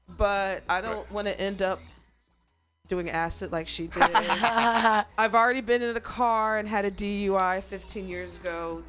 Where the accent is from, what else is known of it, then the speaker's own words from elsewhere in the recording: Midwest, United States; Okay. I'm from the Midwest.